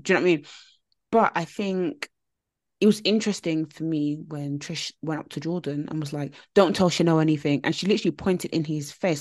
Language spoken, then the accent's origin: English; United Kingdom; us as a British nation who work nine to five jobs